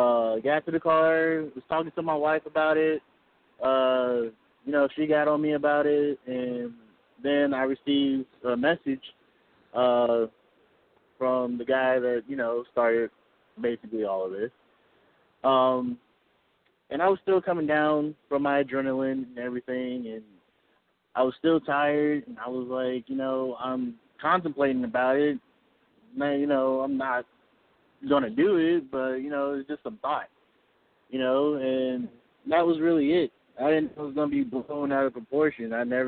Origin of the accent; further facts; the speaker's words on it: Chicago, Illinois, United States; now in United States South; I'm originally from Chicago.